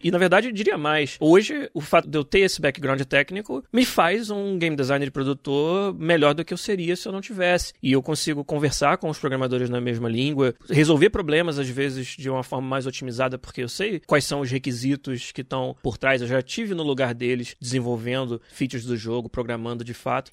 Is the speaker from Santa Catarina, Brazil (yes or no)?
no; Niterói, Rio de Janeiro, Brazil; em Niterói, no estado do Rio, de onde eu nasci